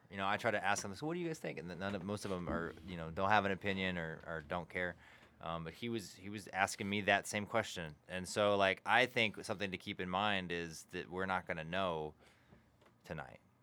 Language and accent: English; Burleson, Texas, United States; growing up, especially growing up in Burleson, like, my parents were the only Democrats around